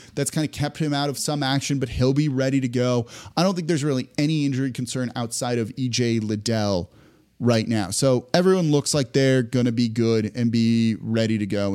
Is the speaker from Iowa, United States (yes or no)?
no; Los Angeles, California, United States; moved away as an adult; now in New Orleans, United States; I am from Los Angeles originally, lived there till I was eighteen, went to Tulane down here in oh four, and then I've been here ever since